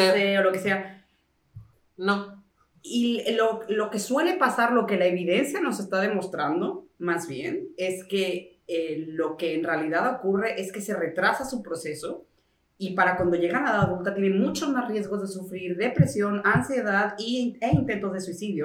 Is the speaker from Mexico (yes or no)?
yes; Mexico; moved away; also born or lived in Spain; yo soy mexicano.